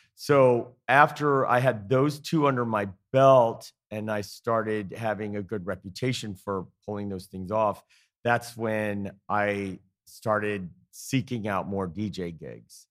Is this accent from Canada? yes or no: no; Indiana, United States; moved away as an adult; also born or lived in Atlanta, Georgia; now in Easton, United States; I'm from Indiana originally